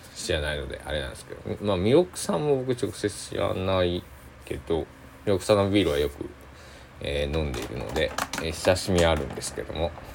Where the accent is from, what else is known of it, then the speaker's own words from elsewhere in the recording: Tosa, Kochi, Japan; 僕は高知県民高知県 土佐、えー、出身っていうこともああって